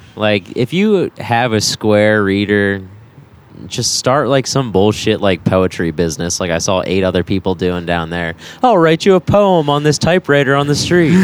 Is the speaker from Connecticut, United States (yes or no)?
no; Baltimore, Maryland, United States; moved away; I'm from Baltimore.